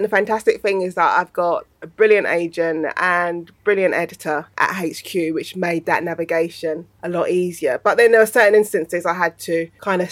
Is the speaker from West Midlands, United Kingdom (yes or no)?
no; London, United Kingdom; I grew up in South East London.